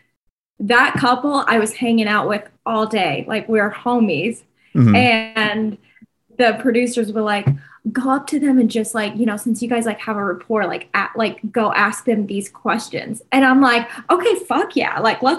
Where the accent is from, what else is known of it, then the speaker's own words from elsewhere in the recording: southern Illinois, United States; Grew up, born and raised in Illinois